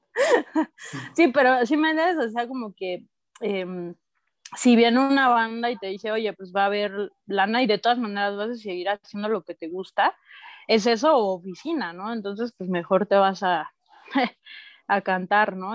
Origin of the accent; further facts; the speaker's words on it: Oaxaca, Mexico; also born or lived in Mexico City; yo nací en Ciudad de México, pero crecí en Oaxaca